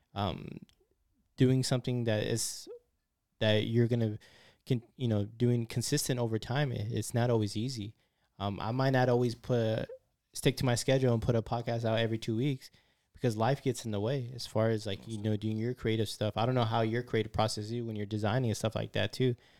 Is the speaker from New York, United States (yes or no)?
no; San Francisco, California, United States; I'm from San Francisco. I'm from the city.